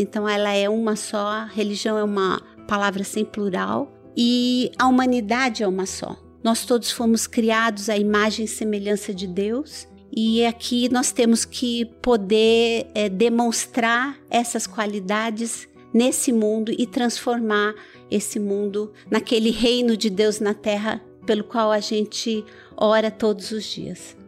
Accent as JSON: {"language": "Portuguese", "country": "Iran", "tie": "born or raised there", "also_born_or_lived": "Brazil", "moved": "yes", "lives_now": "São Caetano do Sul, Brazil", "said": "eu primeiro nasci no Irã, né? E vim para o Brasil com os meus pais"}